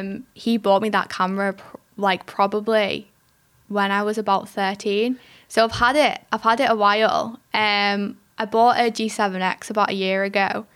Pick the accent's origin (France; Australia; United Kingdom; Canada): United Kingdom; England; I am from England